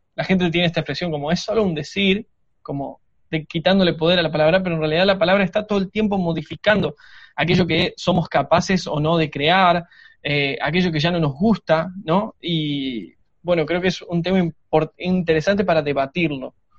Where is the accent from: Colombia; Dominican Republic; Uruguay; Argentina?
Argentina